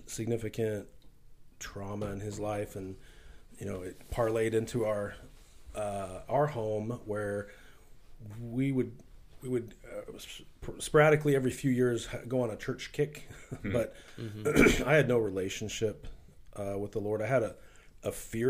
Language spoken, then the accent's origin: English; Wichita, Kansas, United States; So I grew up here in Wichita